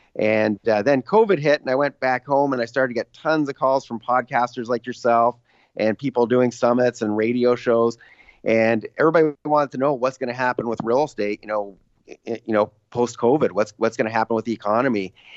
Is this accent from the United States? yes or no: no; Canada; I'm Canadian